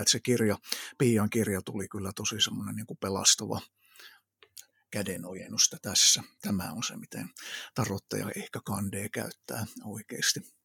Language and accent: Finnish; Kokkola, Central Ostrobothnia, Finland; also born or lived in Iraq; Kokkolassa on syntynyt siellä kasvanut ja, ja sitten tosissaan se ihan varhaislapsuus meni Lähi-idässä Irakin aavikolla. Siellä oltiin kolme ja puoli vuotta ja sitten tultiin takaisin Suomeen